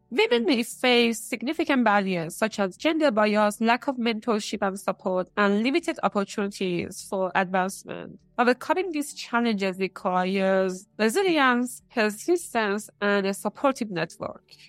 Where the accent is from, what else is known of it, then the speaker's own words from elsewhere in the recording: Iran; moved away; In two small towns in Iran.